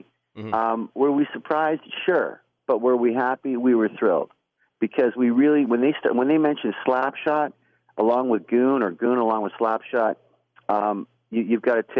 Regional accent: Saskatoon, Saskatchewan, Canada; I grew up playing hockey, right? I'm from Saskatoon, right?

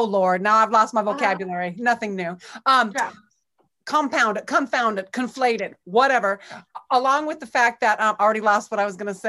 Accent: California, United States; now in Ann Arbor, United States; I moved from California. I'm a California girl who spent a lot of time in Ann Arbor.

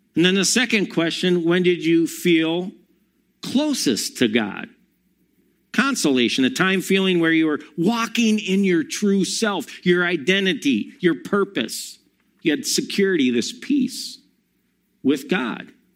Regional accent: Monona, Wisconsin, United States; also born or lived in Milwaukee; I grew up in Monona Grove and then moved to Milwaukee

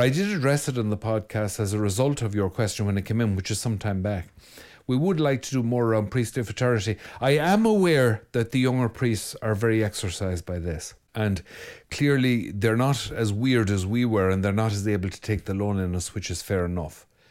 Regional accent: Mayo, Connacht, Ireland; I'm from Mayo

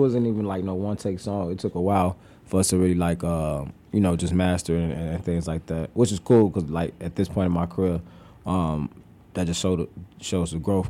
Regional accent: Chicago, Illinois, United States; I'm from Chicago.

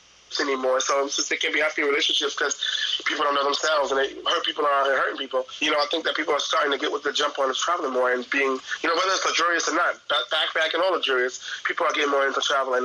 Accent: New York, United States; my hometown, New York

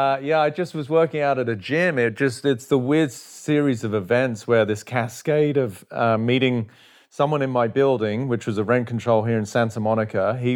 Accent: England, United Kingdom; now in United States; I mean, as a kid, I was growing up in England, obviously, footy, you know, yeah, soccer as they call it over here, was my passion.

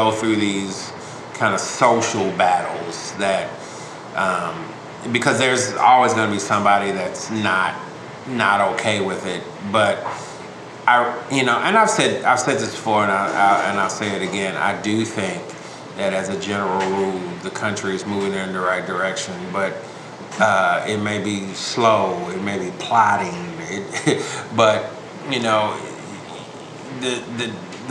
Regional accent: United States; one as a black man, two as an American

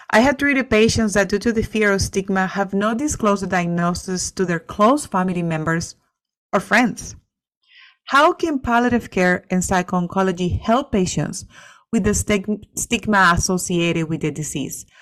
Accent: Venezuela; English is a second language; moved away; I'm from Venezuela

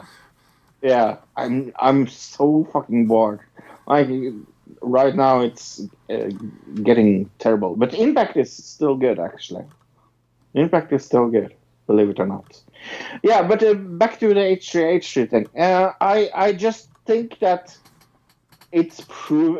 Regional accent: Norway; I'm from Norway

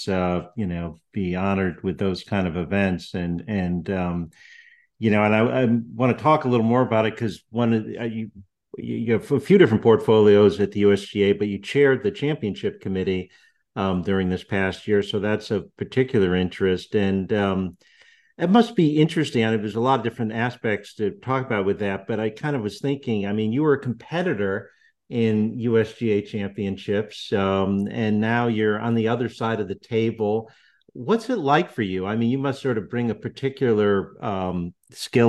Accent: Central Connecticut, United States; I grew up in Connecticut, and GHO was one of his PGA Tour titles. And that was the tournament we all went to growing up in Central Connecticut

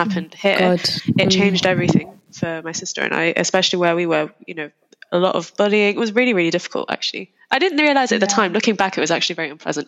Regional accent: Lincolnshire, East Midlands, United Kingdom; I was born and raised in Lincolnshire

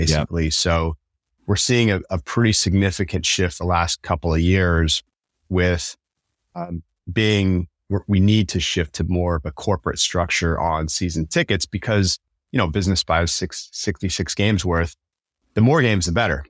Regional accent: Tacoma, Washington, United States; I grew up in Tacoma, going to Tacoma Tigers games

